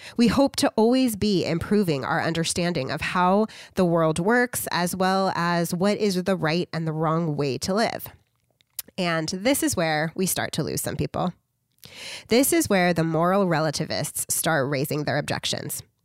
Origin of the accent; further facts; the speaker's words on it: United States; I'm just an American